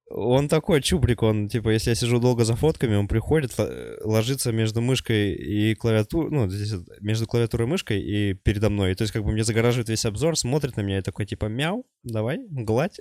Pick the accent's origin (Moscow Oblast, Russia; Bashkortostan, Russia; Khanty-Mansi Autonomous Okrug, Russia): Khanty-Mansi Autonomous Okrug, Russia; Sovetsky; also born or lived in Czech Republic; now in Kazakhstan; в гости к себе туда на родину, на родной край Хмао Советский